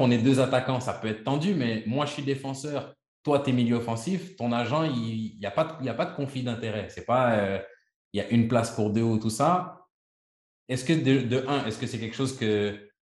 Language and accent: French; Quebec, Canada; je suis, je suis canadien, québécois.